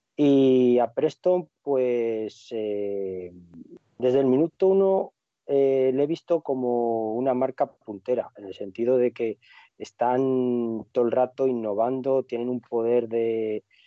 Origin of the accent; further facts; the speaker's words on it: Cantabria, Spain; moved away; a mi tierra, a Cantabria